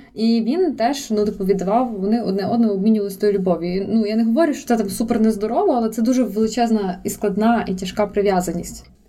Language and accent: Ukrainian; Lviv, Lviv Oblast, Ukraine; я не виїжджала з Львова, але я виїхала з Левандівки в центр